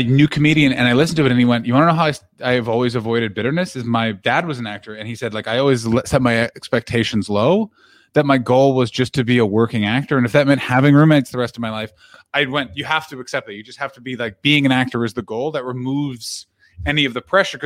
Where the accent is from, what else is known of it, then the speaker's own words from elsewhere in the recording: Ottawa, Ontario, Canada; also born or lived in Toronto / England; now in Los Angeles, United States; I'm from Ottawa. Actually, I'm from Toronto, but I grew up in Ottawa